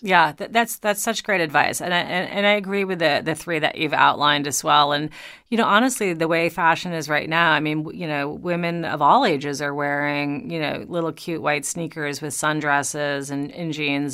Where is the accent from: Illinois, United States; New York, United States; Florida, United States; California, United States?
New York, United States; also born or lived in Long Island; I am originally a New Yorker